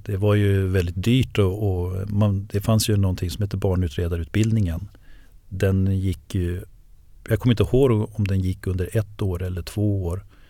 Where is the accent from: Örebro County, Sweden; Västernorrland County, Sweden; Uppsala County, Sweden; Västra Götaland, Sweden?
Uppsala County, Sweden; Enköping; eftersom jag kommer från Enköping, jag, jag bor ju där, jag är ju född och uppvuxen där